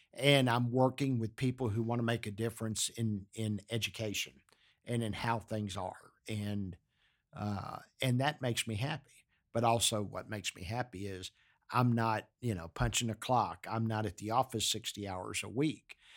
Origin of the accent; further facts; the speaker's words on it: Galveston, Texas, United States; I grew up in Galveston, Texas